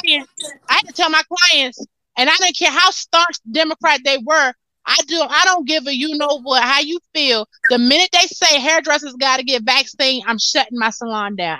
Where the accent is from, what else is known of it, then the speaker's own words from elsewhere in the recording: United States; I'm from America